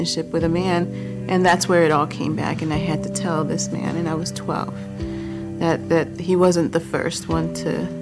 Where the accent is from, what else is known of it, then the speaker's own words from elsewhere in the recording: Chicago, Illinois, United States; also born or lived in Boston, Massachusetts; When I was two, we moved to Chicago after my parents had separated